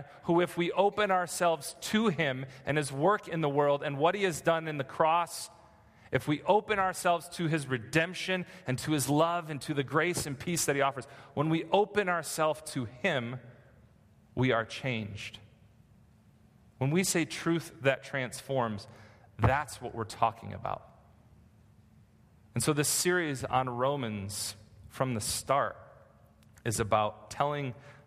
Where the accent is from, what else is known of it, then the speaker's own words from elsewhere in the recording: Michigan, United States; now in California, United States; I grew up in Michigan, and there are no mountains in Michigan